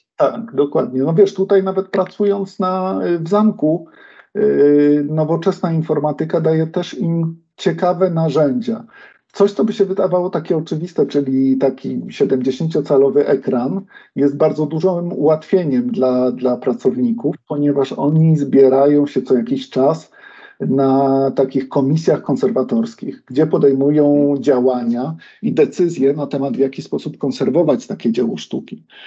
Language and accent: Polish; Kraków, Lesser Poland, Poland; jestem Krakusem, więc dla mhm. mnie od odkąd pamiętam, ten Wawel gdzieś istniał